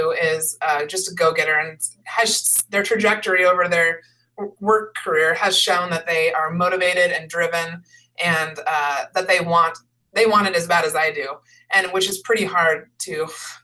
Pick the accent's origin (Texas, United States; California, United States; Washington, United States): Washington, United States; Seattle; I grew up in the Seattle area, and all my family's here